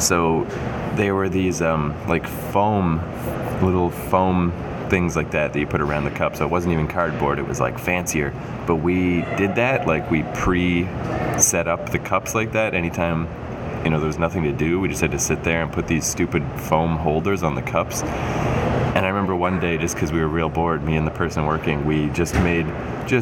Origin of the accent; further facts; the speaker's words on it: Canada; I grew up in Canada and I grew up in a house like